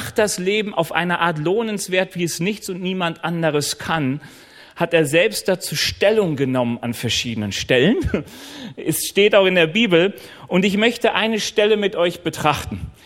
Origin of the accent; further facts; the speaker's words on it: North Rhine-Westphalia, Germany; Also ich komme ja eigentlich aus NRW und an den Rheinwiesen waren immer Schafherden.